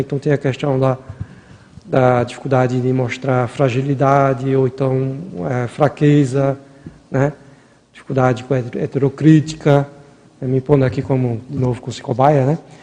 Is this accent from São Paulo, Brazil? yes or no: no; Maceió, Alagoas, Brazil; Mesmo morando, é, nascendo lá no Nordeste, lá, lá em Maceió